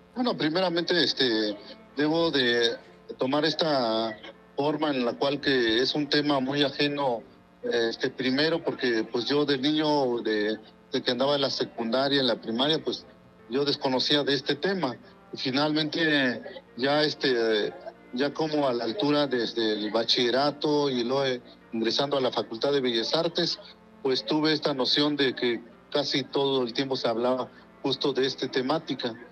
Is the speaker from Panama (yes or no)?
no; Oaxaca, Mexico; first language Mazatec; Spanish is a second language; mi lengua materna, que es el mazateco